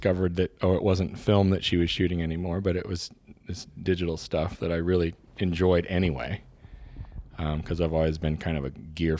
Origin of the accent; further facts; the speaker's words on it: Illinois, United States; I'm a Midwest guy. I grew up in Central Illinois amidst a bunch of cornfields.